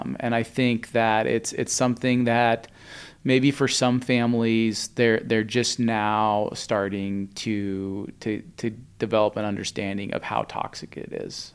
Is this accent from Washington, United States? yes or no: yes; Spokane, Washington, United States; I grew up in Spokane